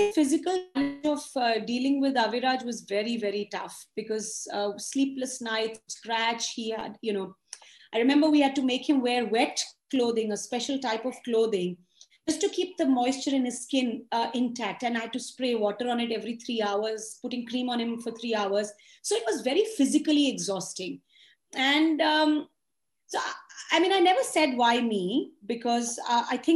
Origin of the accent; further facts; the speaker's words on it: Chandigarh, India; moved away as an adult; also born or lived in London; I went home in Chandigarh